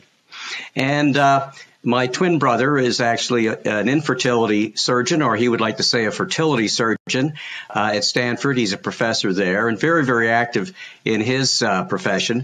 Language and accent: English; Canada; being a Canadian as I am